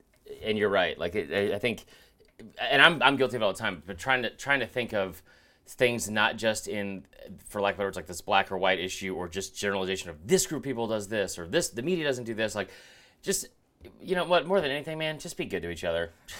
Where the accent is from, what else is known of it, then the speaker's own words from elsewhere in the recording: Stone Mountain, Georgia, United States; Like, I did grow up in a neighborhood where I was the only white kid in the neighborhood, and I love growing up in Stone Mountain.